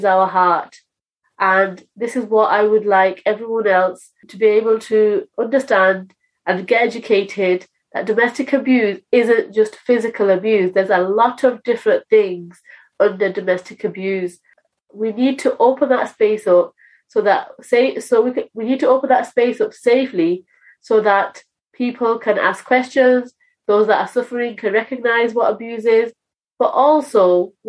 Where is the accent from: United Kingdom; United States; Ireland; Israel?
United Kingdom; I am British Bangladeshi